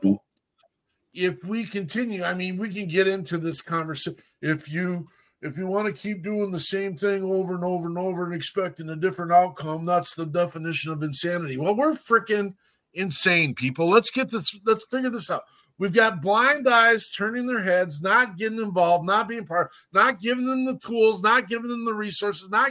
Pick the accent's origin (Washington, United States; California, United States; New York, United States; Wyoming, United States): Wyoming, United States; I'm from Wyoming, so I can use whatever dialect I want